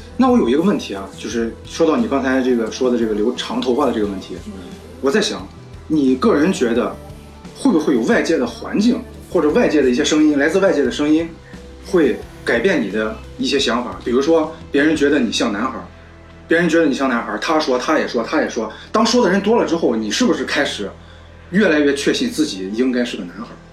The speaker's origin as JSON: {"language": "Chinese", "town": "Jinan", "region": "Shandong", "country": "China", "tie": "born or raised there", "said": "因为我是济南人嘛，就是从小在这儿长大"}